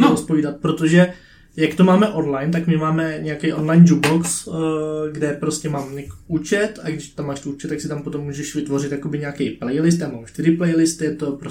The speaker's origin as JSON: {"language": "Czech", "country": "Czechia", "said": "já jsem Čech"}